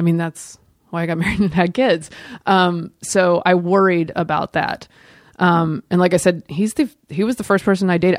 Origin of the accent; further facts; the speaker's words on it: the South, United States; I'm from the South